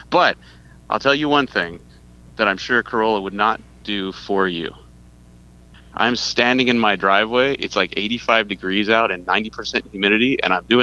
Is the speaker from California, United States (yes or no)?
yes; Fullerton, California, United States; born there; Uh, well, so I was born in Fullerton, but my dad worked for Vons Grocery Company